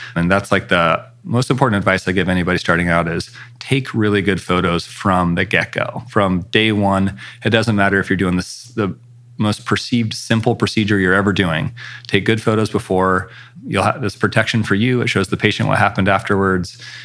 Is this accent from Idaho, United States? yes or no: yes; Coeur d'Alene, Idaho, United States; moved away as an adult; also born or lived in Seattle / Los Angeles; now in Spokane, United States; I grew up in Coeur d'Alene, Idaho, which is just across the border from Spokane